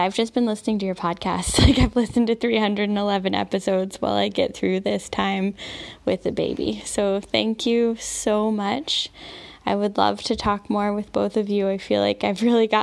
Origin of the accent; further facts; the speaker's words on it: United States; moved away as an adult; also born or lived in France / North Carolina; now in Casablanca, Morocco; We're both American, but we met in France